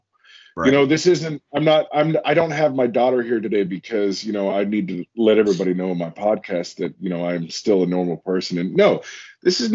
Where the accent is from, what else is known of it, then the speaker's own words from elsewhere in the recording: Alaska, United States; moved away; my hometown up in Alaska, the place that I grew up, it's about 2,500 people.